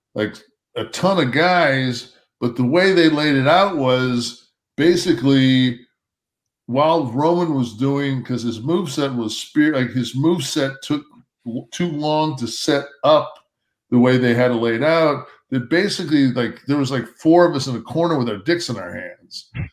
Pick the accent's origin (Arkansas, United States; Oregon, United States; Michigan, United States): Michigan, United States; Detroit; I'm from Detroit